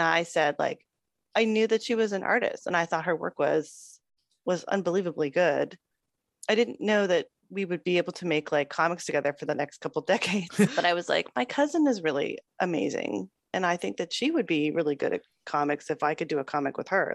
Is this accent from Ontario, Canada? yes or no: yes; Toronto, Ontario, Canada; I'm from Toronto, Ontario, Canada. And uh, yes, I lived there for most of my life.